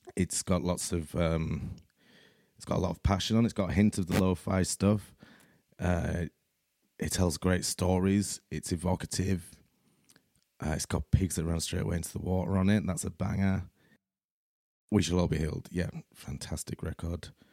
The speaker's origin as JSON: {"language": "English", "town": "Leeds", "region": "Yorkshire and the Humber", "country": "United Kingdom", "said": "I'm from Leeds in Yorkshire, here in the U K"}